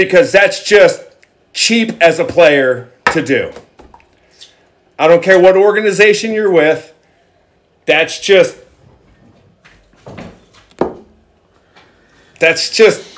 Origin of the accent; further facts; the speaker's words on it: Houston, Texas, United States; moved away; when I was a kid, I grew up in Houston.